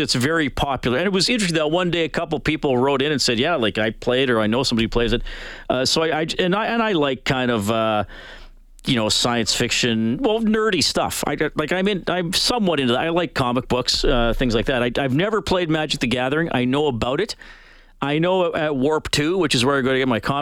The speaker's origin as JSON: {"language": "English", "country": "Canada", "said": "as a Canadian"}